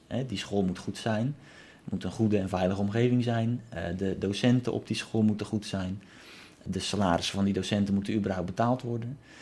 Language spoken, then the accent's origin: Dutch; Netherlands; als Nederlander